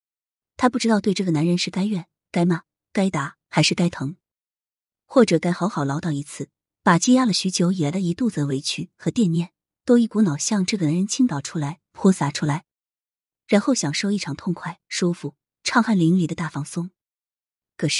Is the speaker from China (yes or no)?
yes; China; 毫无疑问，那是国旗的颜色，那是我是中国人的骄傲。在那面前，祖国不会丢下任何一个同胞。